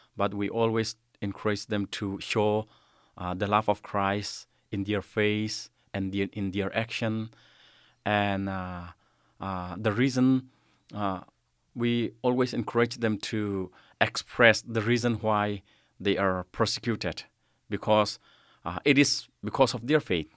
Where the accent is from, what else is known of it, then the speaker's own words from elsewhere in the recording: Myanmar; also born or lived in Kalemyo, Myanmar; in my hometown, the place I am living now